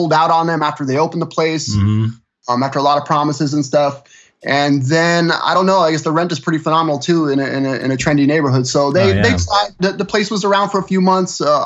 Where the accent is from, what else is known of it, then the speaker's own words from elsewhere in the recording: New Jersey, United States; moved away as an adult; also born or lived in Philadelphia; now in Florida, United States; New Jersey originally